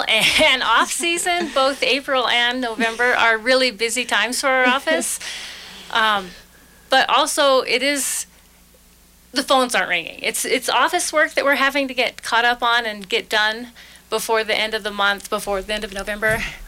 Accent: Nucla, Colorado, United States; I grew up in Nucla, so it's very small town and you knew your neighbors

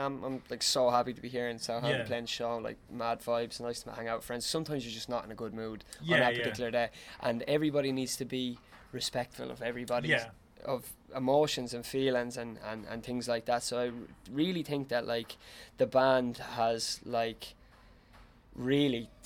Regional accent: Tipperary, Munster, Ireland; we're not from Dublin. Like, we're from Tipperary

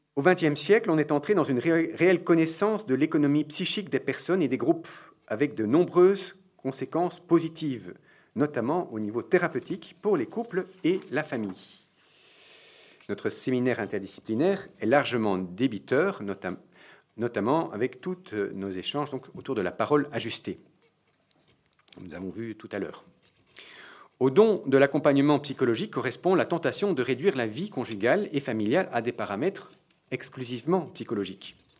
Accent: Belgium; je suis belge

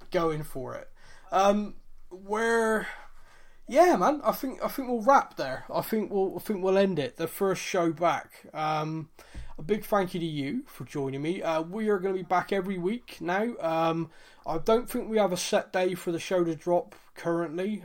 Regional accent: Bristol, South West England, United Kingdom; I'm from Bristol. I don't talk properly.

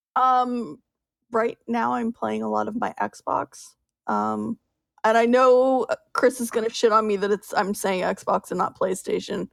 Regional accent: Canada; I'm Canadian

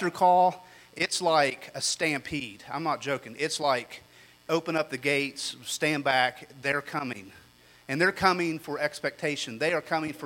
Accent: United States; me as an American

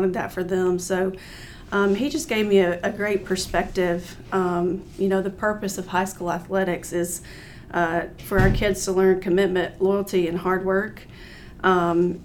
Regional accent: Cullman County, Alabama, United States; I grew up in Coleman County, went to Cold Springs High School.

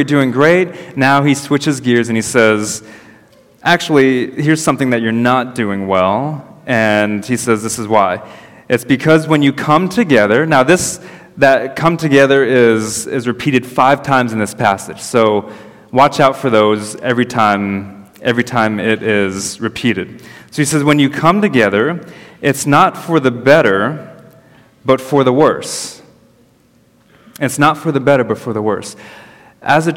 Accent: United States; moved away; I'm American

